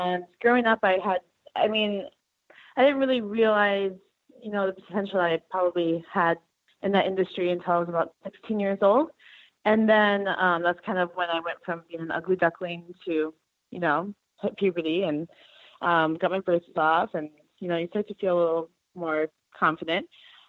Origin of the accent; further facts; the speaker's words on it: Wisconsin, United States; Western Wisconsin.